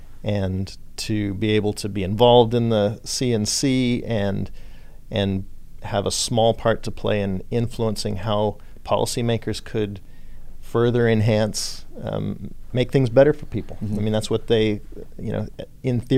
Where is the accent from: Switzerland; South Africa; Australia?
Australia; also born or lived in California / Texas; now in Houston, United States; I was born in Australia. I lived in California. Then I've been in Texas 20 years